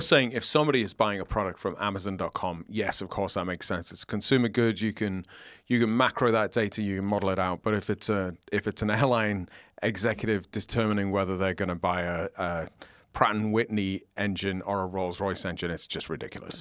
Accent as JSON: {"language": "English", "country": "United Kingdom", "moved": "yes", "lives_now": "United States", "said": "I disclaim my oath to the king"}